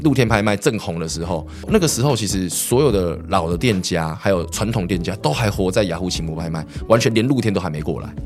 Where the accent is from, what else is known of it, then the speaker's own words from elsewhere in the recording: Xindian, New Taipei, Taiwan; 因为我从小都在新店长大，是。在新店长大